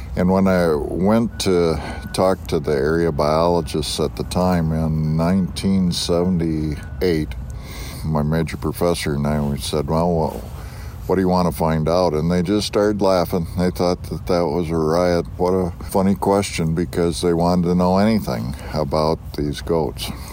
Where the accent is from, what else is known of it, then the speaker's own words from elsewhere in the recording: western New York, United States; also born or lived in Montana; now in Missoula, United States; I grew up in western New York